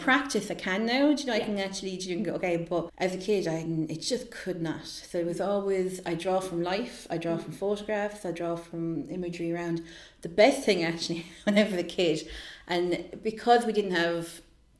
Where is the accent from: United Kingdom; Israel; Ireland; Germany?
Ireland; Limerick, Munster; I'm from Limerick